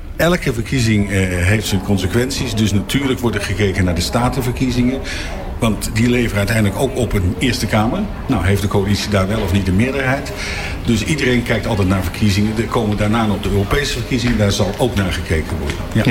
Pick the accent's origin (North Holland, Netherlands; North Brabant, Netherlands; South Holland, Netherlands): South Holland, Netherlands; The Hague; ik ben Hagenaar